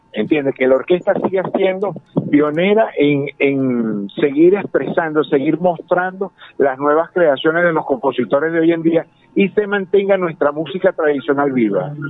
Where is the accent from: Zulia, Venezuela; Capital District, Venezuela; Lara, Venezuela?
Lara, Venezuela; como larenses, como venezolanos